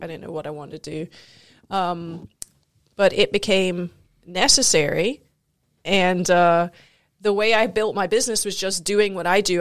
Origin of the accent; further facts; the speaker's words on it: Scotland, United Kingdom; moved away as an adult; also born or lived in South Carolina, United States; now in United States; I grew up both in South Carolina and in Scotland